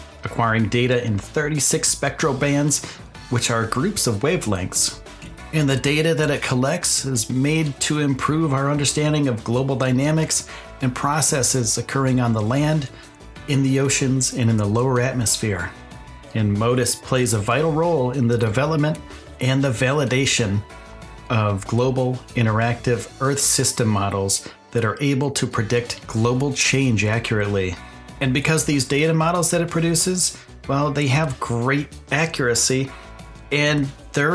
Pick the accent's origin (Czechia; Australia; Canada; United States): United States; eastern United States, East Coast; I'm from the United States. I'm from the eastern side of the United States.